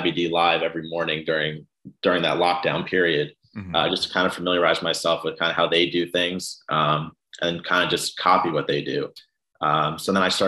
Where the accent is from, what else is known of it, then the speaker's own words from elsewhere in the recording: New York City, New York, United States; moved away as an adult; also born or lived in New Jersey; now in Maryland, United States; I was born and raised in Brooklyn, New York